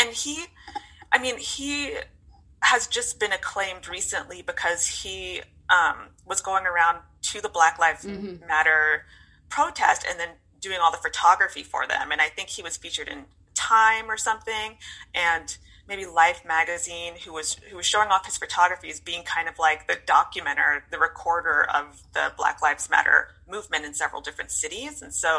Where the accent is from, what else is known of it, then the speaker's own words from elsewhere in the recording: United States; moved away; my family's in the States and I grew up in the States